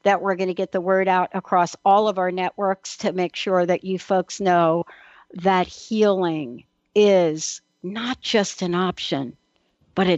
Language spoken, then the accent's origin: English; East Coast, United States; now in Pacific Northwest, United States; I grew up in on the East Coast, but I live in the Pacific Northwest now